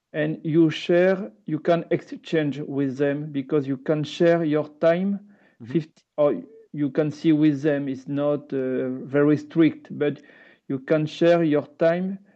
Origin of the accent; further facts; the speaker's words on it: southwest France, France; English is a second language; I'm from France, from the southwest of France